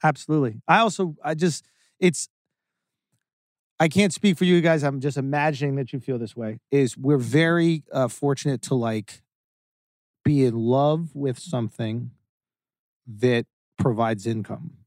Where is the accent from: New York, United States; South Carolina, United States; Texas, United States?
New York, United States; I grew up on Astor Place and Lafayette Street in New York